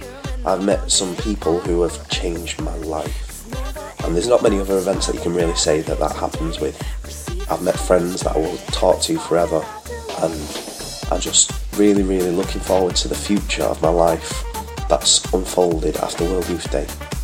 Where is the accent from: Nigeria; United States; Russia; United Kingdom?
United Kingdom; I'm 19 and I'm from the United Kingdom.